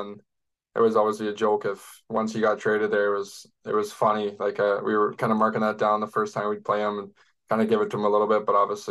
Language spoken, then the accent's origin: English; Utopia, Ontario, Canada; also born or lived in Barrie; now in Kitchener, Canada; I was born in Barrie and then kind of moved out to Utopia. It's 20 minutes outside, so it's nothing crazy. So yeah, but from Utopia.